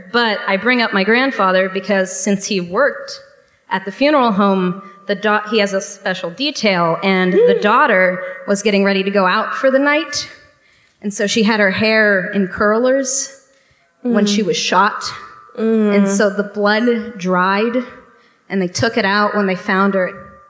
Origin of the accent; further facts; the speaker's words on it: West Palm Beach, Florida, United States; West Palm Beach